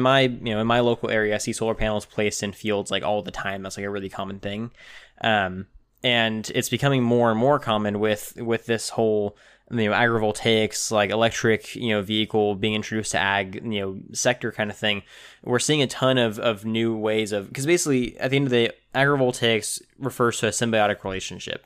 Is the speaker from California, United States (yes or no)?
yes; California, United States; my home of, of the, the Golden State